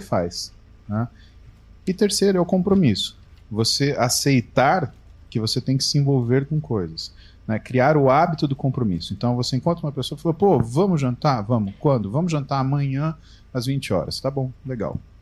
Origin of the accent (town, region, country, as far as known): Brazil